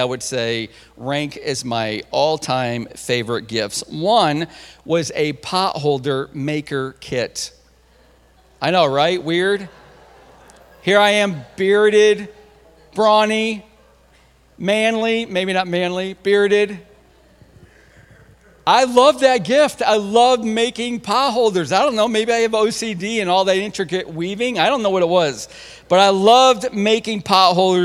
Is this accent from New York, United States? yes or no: yes; Central New York, United States; I'm from Central New York